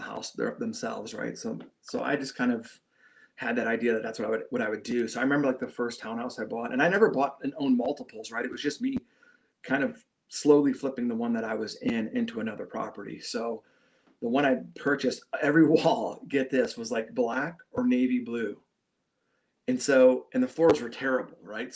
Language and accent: English; Shelby Township, Michigan, United States; I grew up in Shelby, you know, good spot, good town, nice in the suburbs of, you know, north of Detroit